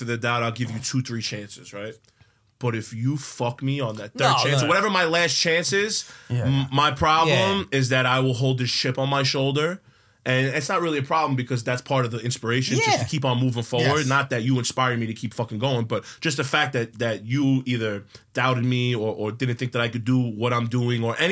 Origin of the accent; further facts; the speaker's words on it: New York City, New York, United States; also born or lived in Marine Park, Brooklyn / Bergen Beach, Brooklyn; I'm from South Brooklyn, so it's like Coney Island, Sheepshead Bay, Bensonhurst, Bay Ridge. I grew up in Bay Ridge, moved to Marine Park, now I live in Bergen Beach